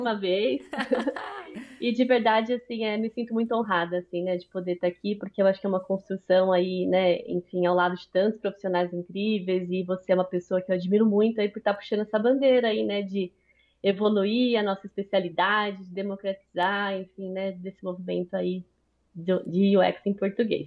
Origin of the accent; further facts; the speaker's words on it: São Paulo, Brazil; sou paulista